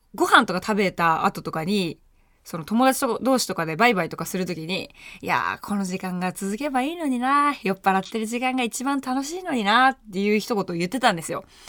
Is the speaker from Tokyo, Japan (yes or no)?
yes; Tokyo, Japan; 下町出身です。もう本当に暖かい地域で育っています